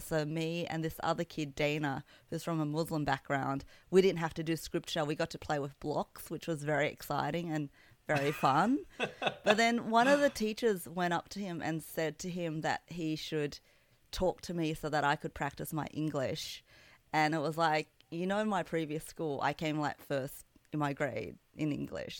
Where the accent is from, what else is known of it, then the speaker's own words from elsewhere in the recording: Sydney, New South Wales, Australia; I grew up in Kabramatta, which is in western Sydney